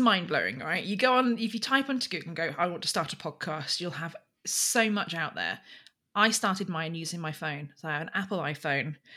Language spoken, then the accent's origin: English; Berkshire, South East England, United Kingdom; I come from Royal Berkshire